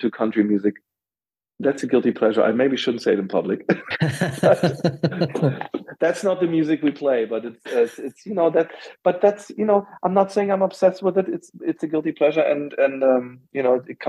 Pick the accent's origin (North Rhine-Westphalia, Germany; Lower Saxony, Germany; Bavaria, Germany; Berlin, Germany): Berlin, Germany; I'm from West Berlin